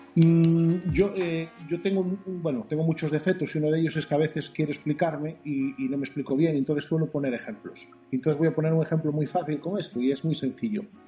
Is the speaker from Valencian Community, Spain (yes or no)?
no; Narón, Galicia, Spain; yo soy de Narón, Ferrol Narón